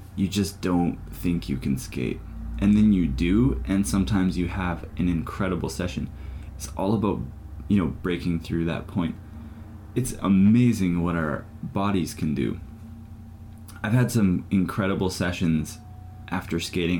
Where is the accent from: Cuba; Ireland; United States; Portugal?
Ireland; I'm Irish.